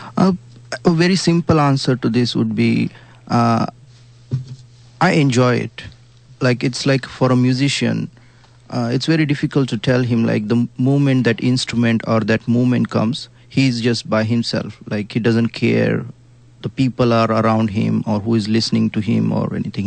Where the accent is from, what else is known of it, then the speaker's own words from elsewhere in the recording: India; accent: Indian; I come from Indian background. Of course, you can get my curry accent